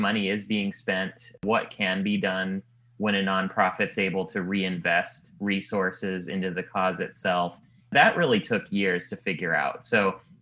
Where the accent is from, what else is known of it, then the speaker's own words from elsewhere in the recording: Silicon Valley, California, United States; moved away as an adult; now in Los Angeles, United States; I grew up in the Silicon Valley